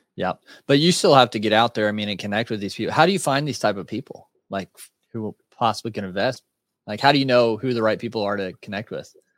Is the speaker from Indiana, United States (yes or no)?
yes; Indiana, United States; I'm from Indiana, so country boy kinda at heart